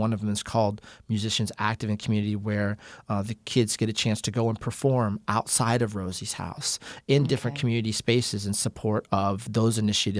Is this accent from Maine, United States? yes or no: no; Phoenix, Arizona, United States; also born or lived in California; I was born in Northern California, but I consider Phoenix my home because we moved here when I was such a young child.